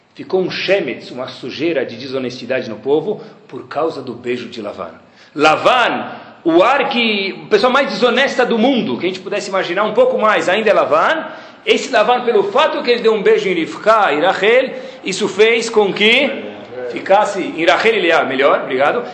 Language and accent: Portuguese; Brazil; also born or lived in Baltimore, United States; eu como brasileiro